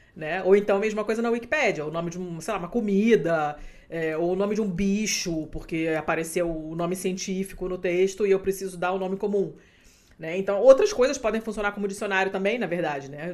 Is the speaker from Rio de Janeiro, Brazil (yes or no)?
yes; Rio de Janeiro, Brazil; accent: carioca; now in Portugal; meu sotaque carioca